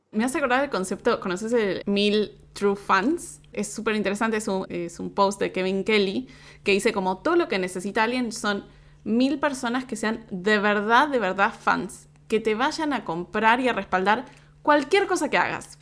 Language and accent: Spanish; Argentina; la perspectiva de un argentino en Argentina, todo eso que, que, somos un país como tan particular